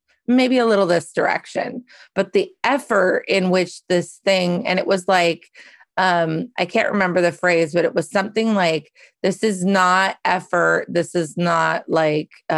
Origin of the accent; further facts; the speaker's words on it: Carnation, Washington, United States; I grew up in Carnation, Washington